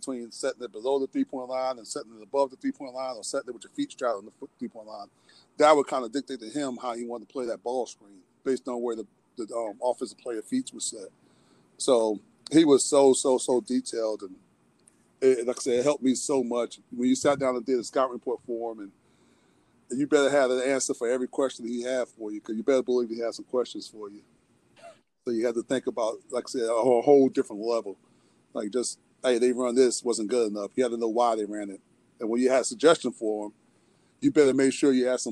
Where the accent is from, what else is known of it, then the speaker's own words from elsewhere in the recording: Elizabethtown, North Carolina, United States; I'm from Elizabethtown, which is not far from Wilmington, which is close to home for me